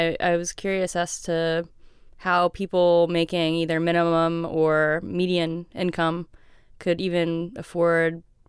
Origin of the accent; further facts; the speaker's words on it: Central Florida, United States; also born or lived in Miami, Florida; I'm from the middle part, just the Disney outskirts.